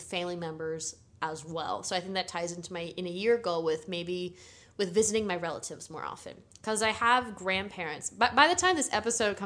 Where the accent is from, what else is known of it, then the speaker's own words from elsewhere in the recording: Connecticut, United States; moved away; another friend that I grew up with in Connecticut, where I'm from